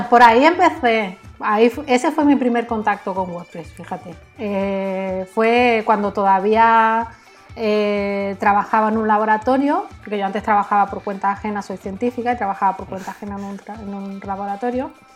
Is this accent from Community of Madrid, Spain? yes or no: no; Canary Islands, Spain; also born or lived in Algeciras; yo nací en Canarias de familia andaluza y mi familia casi toda vive en Algeciras